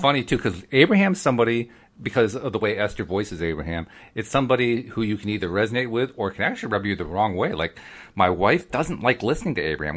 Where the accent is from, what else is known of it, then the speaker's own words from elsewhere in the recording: East Coast, United States; accent: East Coast; also born or lived in Oregon; I'm from the East Coast